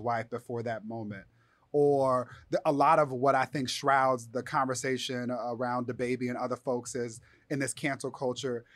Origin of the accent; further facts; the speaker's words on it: Inglewood, California, United States; I'm from Inglewood. I took a bus to school